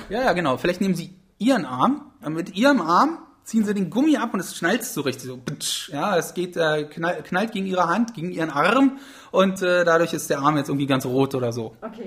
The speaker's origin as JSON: {"language": "German", "town": "Magdeburg", "region": "Saxony-Anhalt", "country": "Germany", "said": "ich komme aus Magdeburg"}